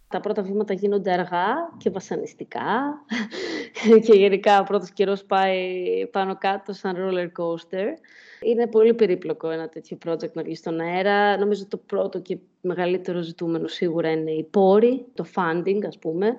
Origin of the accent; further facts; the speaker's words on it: Thessaloniki, Central Macedonia, Greece; moved away as an adult; also born or lived in Glasgow; Έφυγα από τη Θεσσαλονίκη για τη Γλασκόβη στα 18 μου